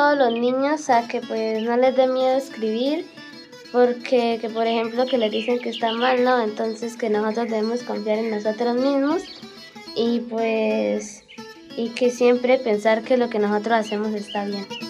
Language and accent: Spanish; Charalá, Santander, Colombia; soy de Charalá, vivo en el barrio San Luis